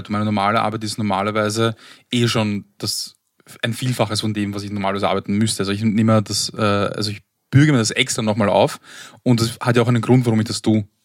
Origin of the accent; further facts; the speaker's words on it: Austria; Wenn ich als Österreicher in Helsinki bin ist es äh, nicht so, ist es nicht so schlimm